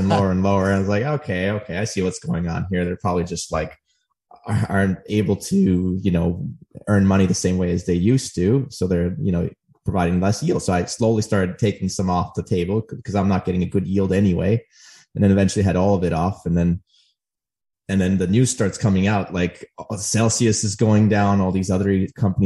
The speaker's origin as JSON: {"language": "English", "country": "Armenia", "tie": "born or raised there", "moved": "yes", "said": "born in Armenia. We, like I said, I came here in like the November of 2000."}